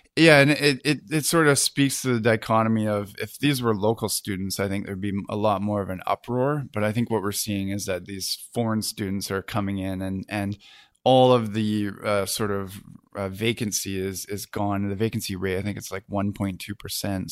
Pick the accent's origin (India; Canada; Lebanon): Canada; Kamloops, British Columbia; now in Vancouver, Canada; my hometown of Kamloops